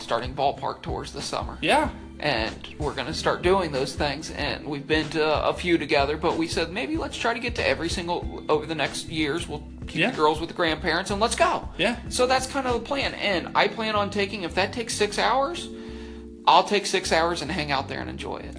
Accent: Indiana, United States; we're from Indiana

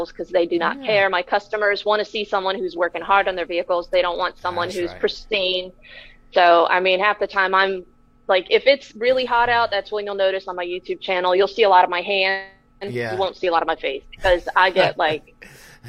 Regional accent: Florida, United States; growing up in Florida

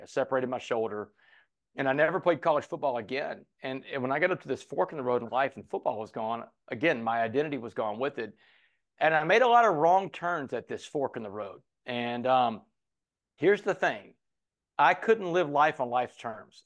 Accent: Port Arthur, Texas, United States; Port Arthur, Texas is a town I grew up

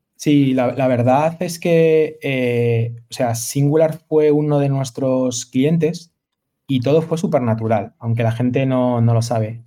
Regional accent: Madrid, Community of Madrid, Spain; moved away; also born or lived in Galicia; soy madrileño, madrileño de nacimiento, pero gallego de corazón

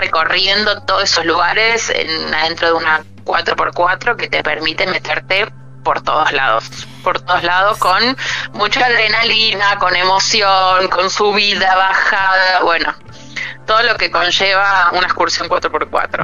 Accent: Puerto Madryn, Chubut, Argentina; nosotros al ser de acá

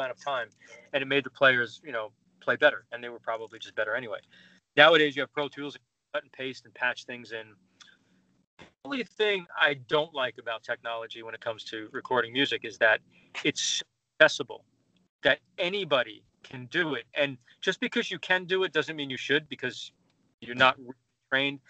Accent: New York City, New York, United States; I grew up in New York

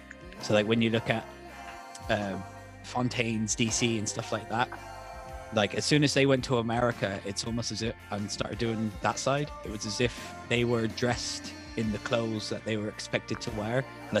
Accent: West Country, South West England, United Kingdom; accent: West Country; moved away; I come from the West Country in England, where everyone talks like that.

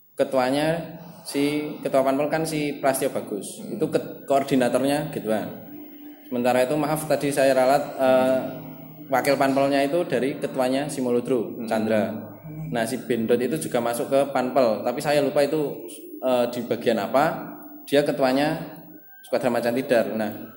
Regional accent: Magelang, Central Java, Indonesia; aku lahir di Magelang, besar di Magelang

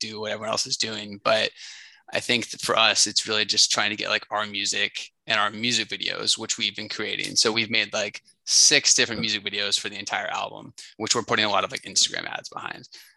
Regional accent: North Carolina, United States; now in New York, United States; I'm originally from North Carolina

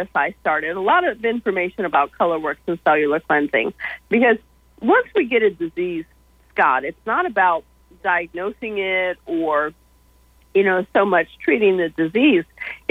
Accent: Brooksondale, New York, United States; now in Georgia, United States; my hometown of Brooksondale, New York

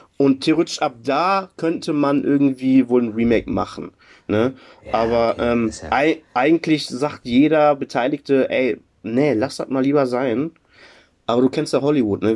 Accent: Germany; bei uns in Deutschland

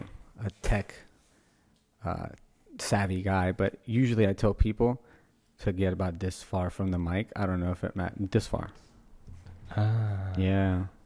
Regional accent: Oberlin, Louisiana, United States; Yeah, I grew up in Oberlin, Louisiana.

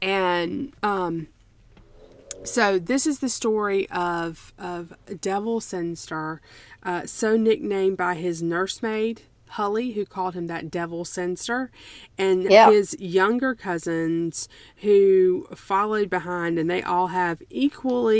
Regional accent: South Carolina, United States; I was born in South Carolina and in the 1970s.

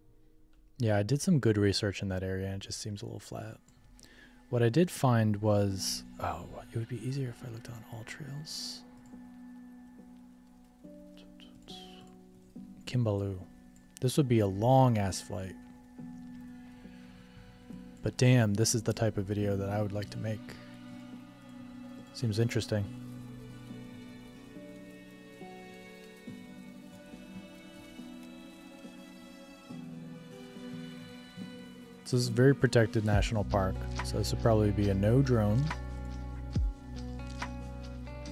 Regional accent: United States; as an American

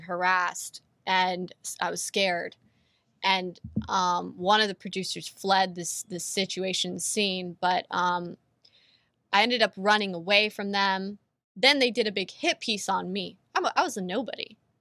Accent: California, United States; I was born and raised in California

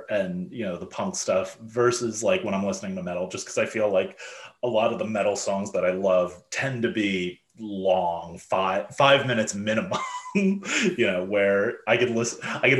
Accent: United States; as an American

